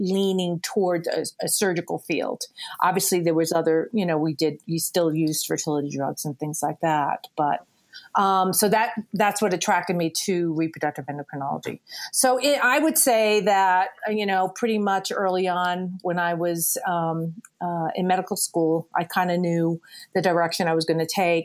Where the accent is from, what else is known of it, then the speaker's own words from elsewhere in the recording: New York City, New York, United States; moved away as an adult; also born or lived in Connecticut / Princeton, New Jersey; now in Littleton, United States; I originally from New York City. I grew up in New York and went to school.